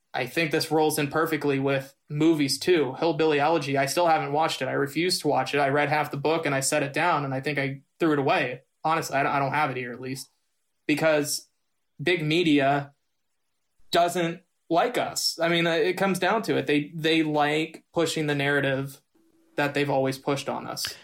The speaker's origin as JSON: {"language": "English", "area": "Ritchie County", "region": "West Virginia", "country": "United States", "tie": "born or raised there", "said": "me growing up in Ritchie County"}